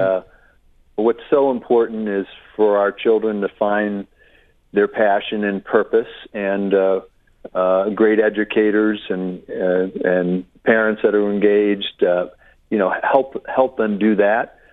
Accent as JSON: {"language": "English", "town": "Westport", "region": "Connecticut", "country": "United States", "tie": "born or raised there", "moved": "as an adult", "said": "I grew up in Westport"}